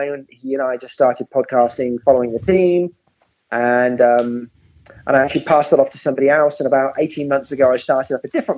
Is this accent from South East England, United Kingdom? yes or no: yes; Oxford, South East England, United Kingdom; moved away as an adult; also born or lived in Abingdon; now in United States; So I grew up in Oxford